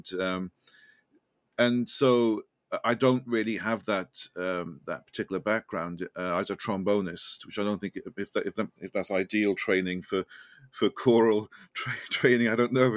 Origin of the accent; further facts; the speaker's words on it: Welsh, Wales, United Kingdom; accent: Welsh lilt; now in London, United Kingdom; I'm Welsh.